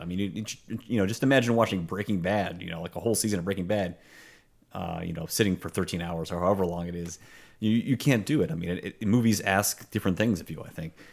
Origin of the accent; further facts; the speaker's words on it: Pittsburgh, Pennsylvania, United States; It was made in my hometown